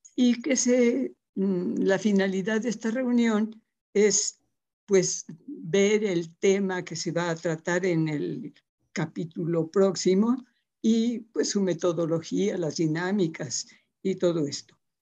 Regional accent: Papantla, Veracruz, Mexico; also born or lived in Puebla; now in Guadalajara, Mexico; nací en un pueblito precioso de esos mágicos del estado de Veracruz, de la Huasteca veracruzana que se llama Papantla

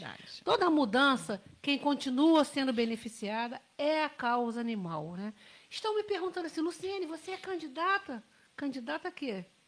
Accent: Barra do Piraí, Rio de Janeiro, Brazil; moved away; Sou de Barra do Piraí

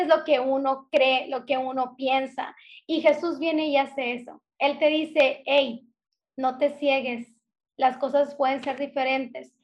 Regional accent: Hermosillo, Sonora, Mexico; accent: northern; now in Ciudad Obregón, Mexico; soy del norte de la República Mexicana, soy de Sonora nacida en Hermosillo, Sonora, y ahorita radico en Ciudad Obregón, Sonora

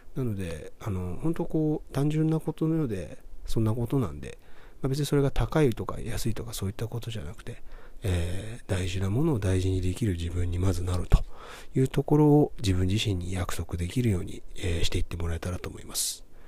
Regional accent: Kobe, Hyogo, Japan; 僕だったら1986年生まれですけど、1986年生まれの神戸出身の

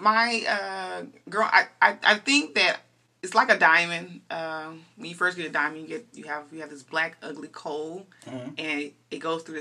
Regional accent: Dallas, Texas, United States; I'm a Dallas native. I'm, you know, born and raised in Dallas, Texas

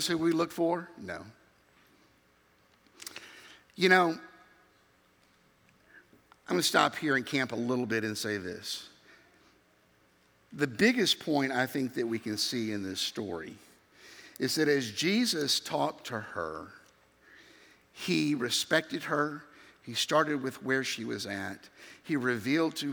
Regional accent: Memphis, Tennessee, United States; moved away; growing up in Memphis, Tennessee

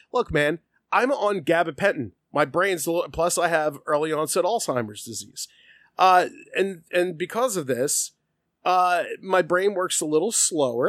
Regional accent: United States; us as Americans

